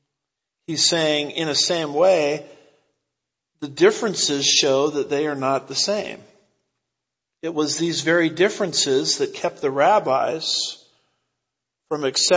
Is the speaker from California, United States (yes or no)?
yes; California, United States; I'm from California